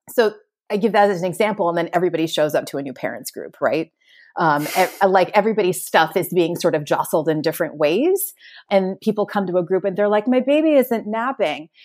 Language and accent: English; Connecticut, United States; also born or lived in Jamaica Plain, Boston, Massachusetts; now in Boston, United States; I was born in Connecticut